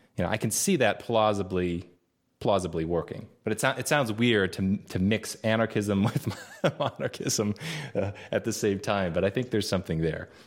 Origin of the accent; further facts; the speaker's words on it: United States; growing up in the States